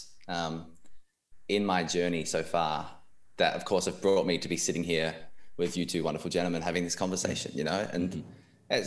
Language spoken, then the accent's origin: English; Australia; So I was born in Australia. I was the first in my family to be born here